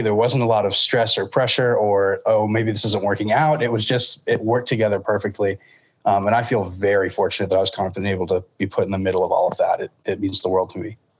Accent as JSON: {"language": "English", "town": "Lakeland", "region": "Florida", "country": "United States", "tie": "born or raised there", "said": "I grew up in Lakeland at First United Methodist Church there"}